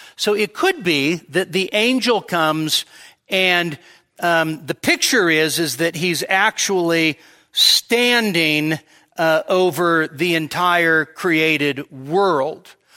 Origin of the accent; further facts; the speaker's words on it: Sacramento, California, United States; growing up in Sacramento